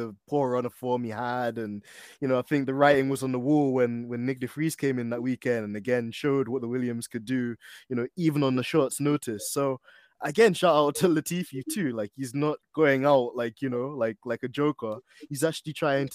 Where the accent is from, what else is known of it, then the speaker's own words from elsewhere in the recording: London, United Kingdom; So I might not even be the regular guy from North London.